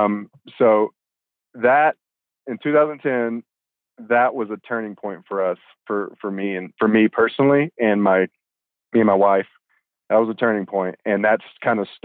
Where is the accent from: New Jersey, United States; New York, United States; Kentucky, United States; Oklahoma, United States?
Oklahoma, United States; Tulsa; also born or lived in Texas; I was born in Texas, but we moved to Tulsa, Oklahoma. Tulsa was where I spent probably most of my life